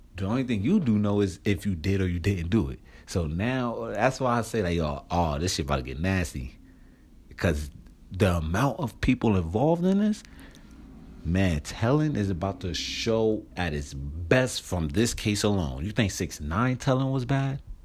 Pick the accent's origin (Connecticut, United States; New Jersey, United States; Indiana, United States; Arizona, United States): New Jersey, United States; moved away; I'm from Jersey